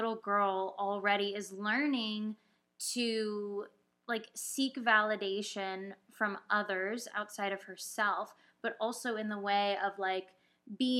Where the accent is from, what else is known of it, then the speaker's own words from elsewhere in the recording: Orange County, California, United States; moved away; I was growing up in Orange County in the suburbs